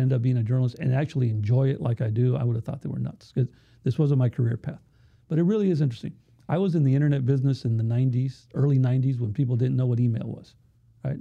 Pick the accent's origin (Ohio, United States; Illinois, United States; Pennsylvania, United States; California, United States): California, United States; Chula Vista; Chula Vista is a perfect example. It's my hometown. I still live there.